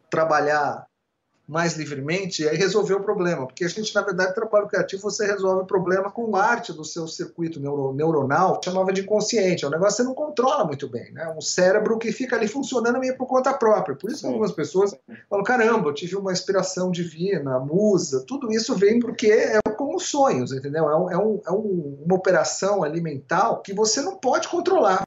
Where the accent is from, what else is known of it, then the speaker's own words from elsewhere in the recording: São Paulo, Brazil; Onde eu cresci ali, no, na periferia do na periferia da periferia, né? na periferia Sim. do Ipiranga, muito perto da favela Heliópolis, que na época era a maior favela de São Paulo